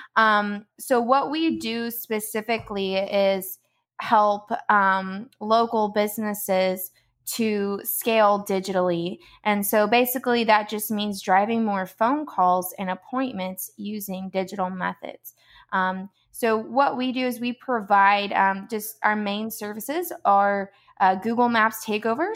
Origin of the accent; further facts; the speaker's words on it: Georgia, United States; moved away as an adult; now in Palm Coast, United States; we are from Georgia, um, originally